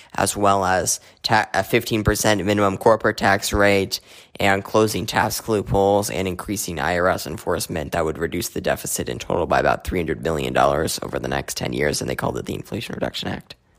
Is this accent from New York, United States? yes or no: no; Arizona, United States; my home state of, of Arizona